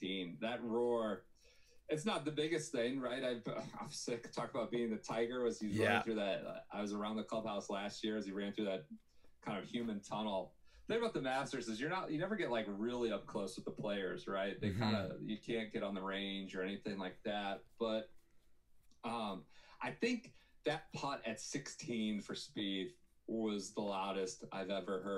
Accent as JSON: {"language": "English", "region": "Midwest", "country": "United States", "said": "a Midwestern, corn-fed Midwesterner."}